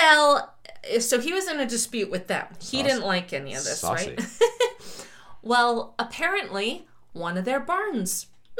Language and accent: English; Miami, Florida, United States; I'm not Canadian, not from this area. In fact, I'm about as far away as you could get from Canada and while still being on the East Coast.